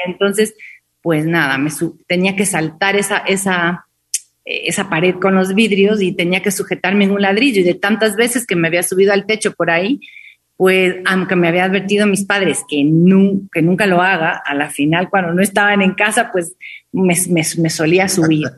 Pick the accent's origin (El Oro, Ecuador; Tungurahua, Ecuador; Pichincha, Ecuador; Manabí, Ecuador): Pichincha, Ecuador; Quito; yo nací en Quito